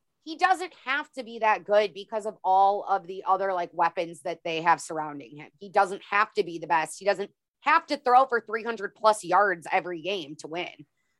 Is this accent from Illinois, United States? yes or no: yes; Illinois, United States; I'm from Illinois